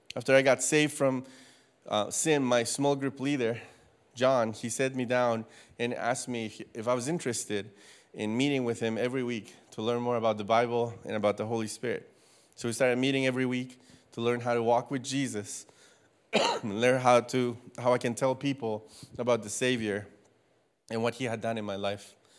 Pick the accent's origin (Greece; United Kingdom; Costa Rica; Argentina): Costa Rica; moved away as an adult; also born or lived in Louisiana, United States; now in United States; I am from Costa Rica. I was born and raised there for the first eighteen years of my life